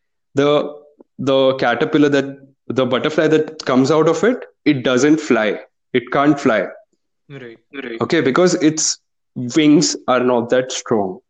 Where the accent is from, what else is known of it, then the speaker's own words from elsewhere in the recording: India; Indian parenting